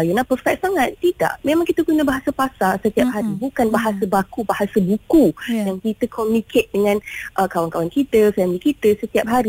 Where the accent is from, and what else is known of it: Malaysia